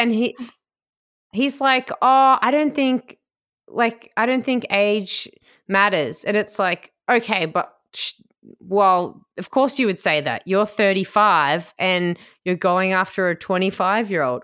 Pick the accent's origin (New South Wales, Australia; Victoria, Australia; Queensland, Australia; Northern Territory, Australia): Victoria, Australia; Melbourne; I'm from Port Melbourne, which is like, it's like a five minute walk to the Crown Casino in Melbourne